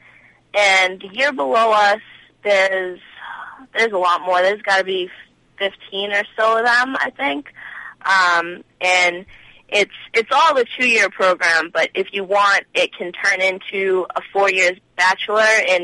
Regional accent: Lowell, Massachusetts, United States; My hometown is Lowell, Massachusetts

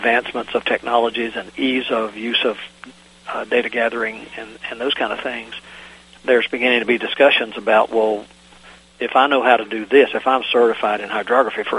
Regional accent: Virginia, United States; in my home state of Virginia

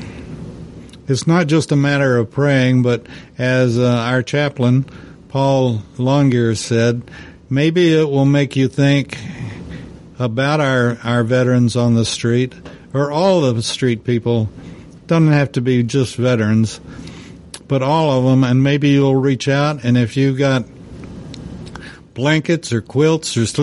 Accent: United States; I'm an American, and I'm proud of being able to vote

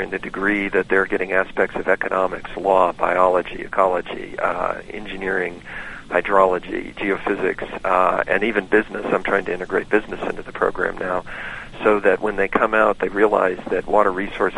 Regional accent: Boulder, Colorado, United States; I grew up in Boulder, Colorado

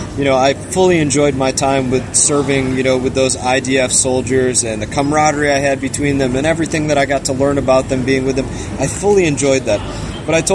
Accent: Fort Lauderdale, Florida, United States; also born or lived in Grand Rapids, Michigan; I was raised in Grand Rapids, Michigan, but I call South Florida, I call Fort Lauderdale area home. This is an area that I spent my whole life in. I pretty much grew up around the Fort Lauderdale area

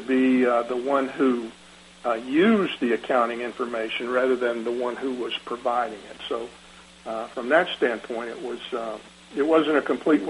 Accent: Decatur, Georgia, United States; I was raised in Decatur

